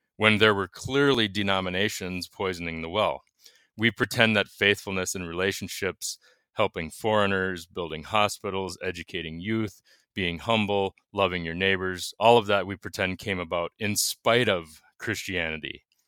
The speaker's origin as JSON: {"language": "English", "region": "Minnesota", "country": "United States", "said": "I'm from Minnesota."}